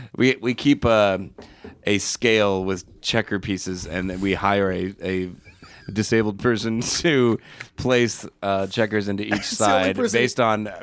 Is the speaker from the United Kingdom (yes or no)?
yes; England, United Kingdom; moved away; I know I'm English